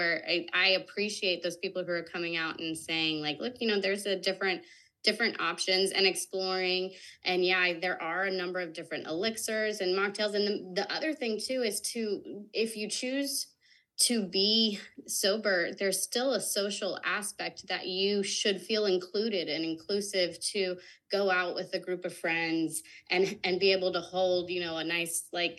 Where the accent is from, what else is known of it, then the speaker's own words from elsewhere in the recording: the South, United States; growing up in the South and then moving out West and all that kind of thing